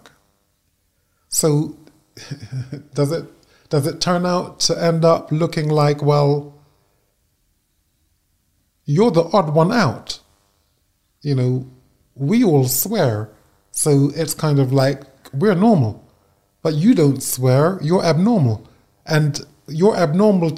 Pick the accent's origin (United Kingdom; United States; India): United Kingdom; as a Brit